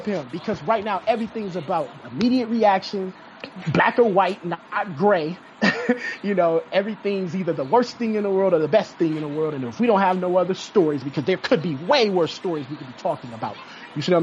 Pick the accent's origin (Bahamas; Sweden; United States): United States; Cleveland, Ohio; I'm from Cleveland, and Cleveland is a very segregated city.